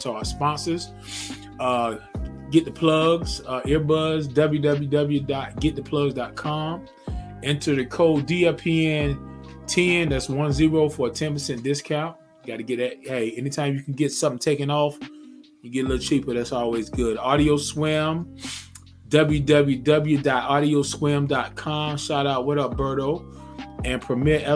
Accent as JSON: {"language": "English", "town": "Zebulon", "region": "North Carolina", "country": "United States", "tie": "born or raised there", "moved": "as an adult", "lives_now": "Georgia, United States", "said": "my home state, my hometown, Zebulon, North Carolina"}